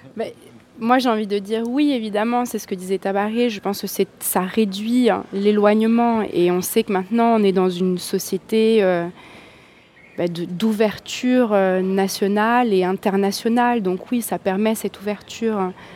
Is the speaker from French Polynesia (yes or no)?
yes; French Polynesia; chez nous, en Polynésie